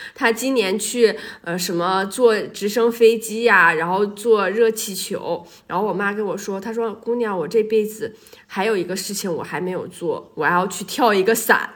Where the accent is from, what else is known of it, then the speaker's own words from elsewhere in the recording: Dalian, Liaoning, China; 咱们大连那块儿